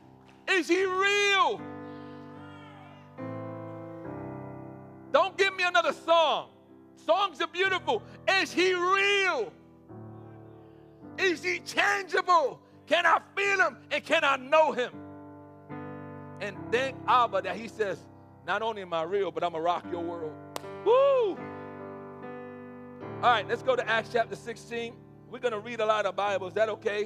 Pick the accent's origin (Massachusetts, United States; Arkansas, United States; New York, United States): New York, United States; New York City; I'm from the Bronx, and there's not many pools in the Bronx